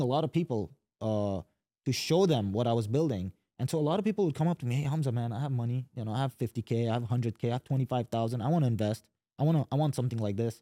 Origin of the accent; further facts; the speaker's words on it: Dubai, United Arab Emirates; moved away as an adult; also born or lived in Yemen; now in Katy, United States; grew up in Dubai, so watched Dubai grow